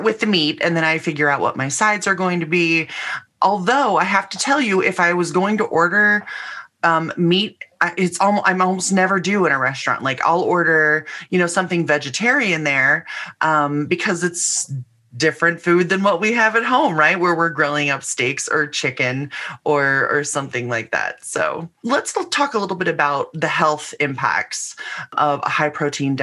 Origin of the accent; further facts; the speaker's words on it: Midwest, United States; growing up in the Midwest